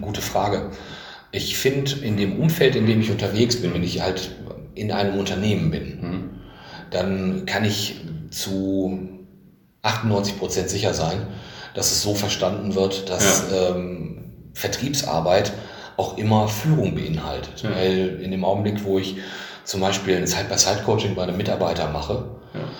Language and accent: German; Bielefeld, North Rhine-Westphalia, Germany; als Bielefelder